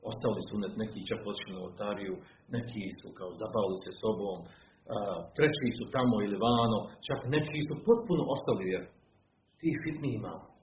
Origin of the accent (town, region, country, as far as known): Bosnia & Herzegovina